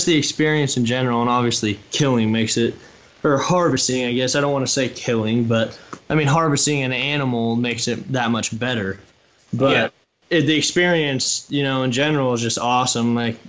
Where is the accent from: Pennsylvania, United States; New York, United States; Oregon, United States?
Oregon, United States; my home state of Oregon